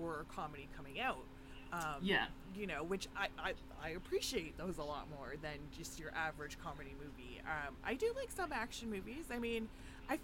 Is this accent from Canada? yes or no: yes; Canada; I am a Canadian horror lover